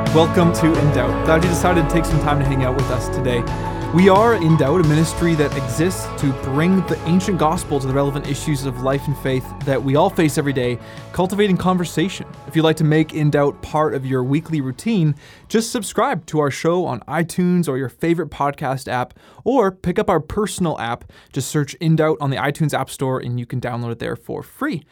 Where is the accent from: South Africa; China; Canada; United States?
Canada; we're Canadian